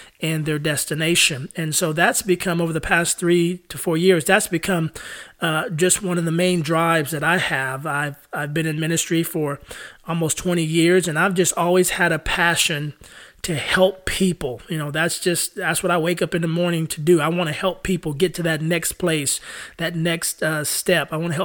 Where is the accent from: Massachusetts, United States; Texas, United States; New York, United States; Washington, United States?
Texas, United States; San Antonio; moved away as an adult; now in Nashville, United States; I'm originally from San Antonio, Texas. I moved to Nashville, Tennessee, where I've been living here for the past 11 years.